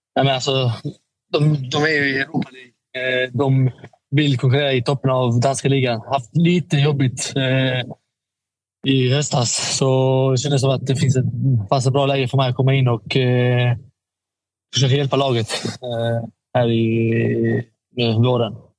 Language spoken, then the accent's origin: Swedish; Malmö, Skåne, Sweden; also born or lived in Stockholm; jag är från Malmö. Jag har alltid varit i Malmö